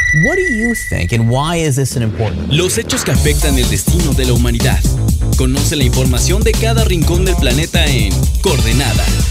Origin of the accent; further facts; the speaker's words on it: Mexico; como mexicanos nosotros